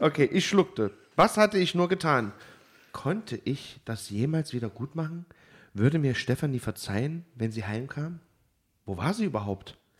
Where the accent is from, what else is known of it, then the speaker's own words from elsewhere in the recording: Germany; als Piefke